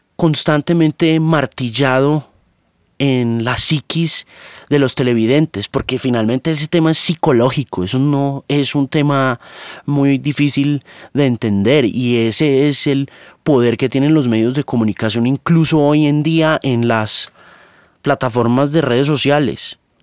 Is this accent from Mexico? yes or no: no; Colombia; moved away; also born or lived in Miami; Yo nací en Colombia, gústeme o no